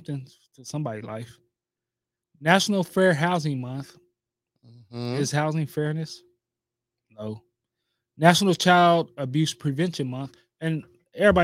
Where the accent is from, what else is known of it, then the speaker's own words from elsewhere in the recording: Memphis, Tennessee, United States; moved away; also born or lived in Canada; my hometown, Memphis